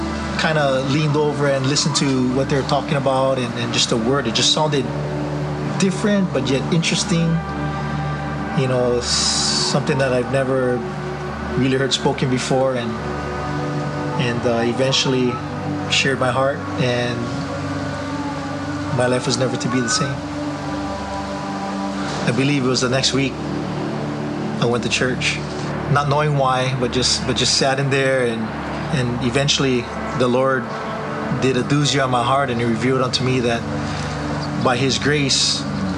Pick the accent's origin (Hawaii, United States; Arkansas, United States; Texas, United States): Hawaii, United States; Waianae; I was born in Waianae. I was raised with my brother